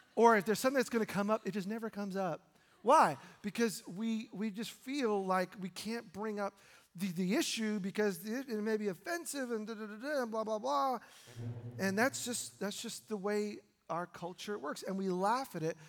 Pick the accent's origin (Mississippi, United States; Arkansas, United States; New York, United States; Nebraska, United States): New York, United States; now in Oregon, United States; my wife and I were born in New York